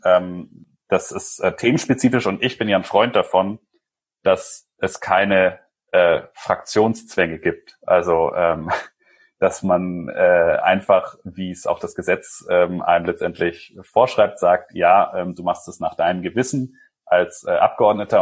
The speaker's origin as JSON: {"language": "German", "country": "Germany", "tie": "born or raised there", "also_born_or_lived": "Chile", "moved": "yes", "lives_now": "Nuremberg, Germany", "said": "ich bin auf dem Land aufgewachsen"}